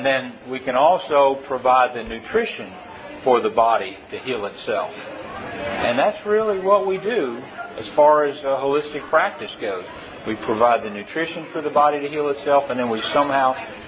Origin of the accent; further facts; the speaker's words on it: Tennessee, United States; I am a veterinarian from Tennessee.